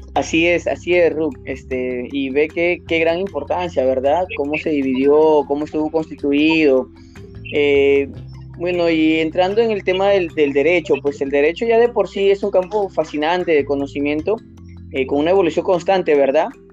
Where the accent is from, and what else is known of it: Peru